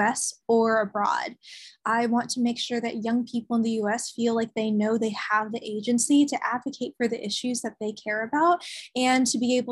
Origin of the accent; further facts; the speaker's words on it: Tennessee, United States; I'm from Tennessee